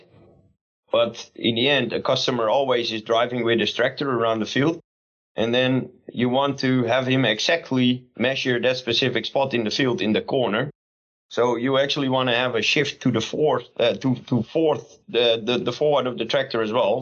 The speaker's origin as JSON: {"language": "English", "country": "Netherlands", "second_language": "English", "said": "we're here from the Netherlands"}